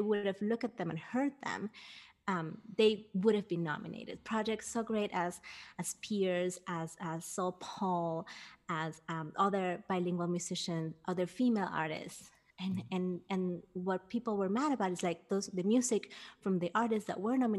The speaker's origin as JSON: {"language": "English", "country": "Peru", "tie": "born or raised there", "moved": "yes", "said": "I grew up in Peru, and I've always been working with kids"}